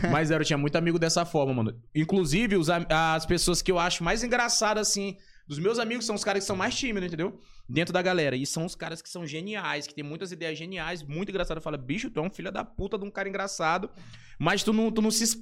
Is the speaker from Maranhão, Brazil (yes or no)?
yes; São Luís, Maranhão, Brazil; also born or lived in São Paulo; Mas eu nasci aqui em São Luís do Maranhão. E nunca saí daqui, eu acho que nunca morei em. Ah, não, já morei, depois de adulto, morei um ano em São Paulo.